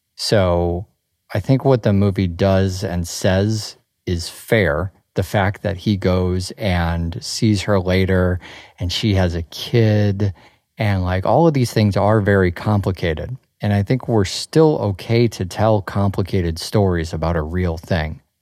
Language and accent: English; Chicago, Illinois, United States; moved away; you and I grew up in Chicago